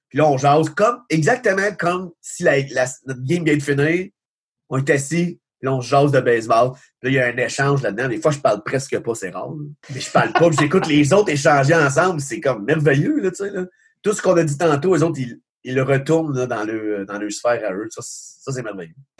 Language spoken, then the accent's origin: French; Magog, Quebec, Canada; j'étais de Magog.